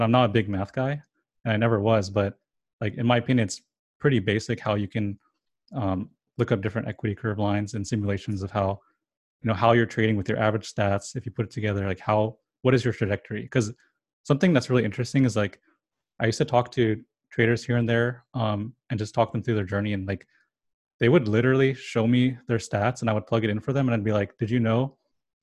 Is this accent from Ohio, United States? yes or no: no; California, United States; first language English; I was born in California, so I only know English and a little bit of Spanish